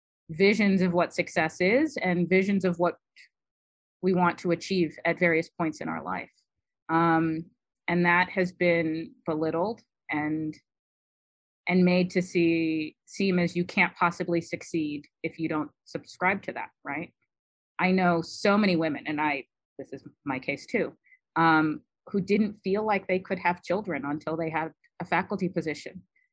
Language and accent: English; Detroit, Michigan, United States; accent: generic American East Coast; So I have a very generic American East Coast accent. You can't tell where I grew up. I grew up in Detroit. I don't talk like a Detroiter when I'm talking to other people professionally.